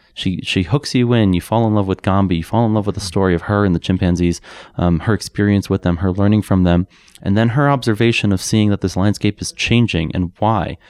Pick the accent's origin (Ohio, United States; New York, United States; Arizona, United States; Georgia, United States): New York, United States; New York City; moved away as an adult; now in Boulder, United States; I grew up in New York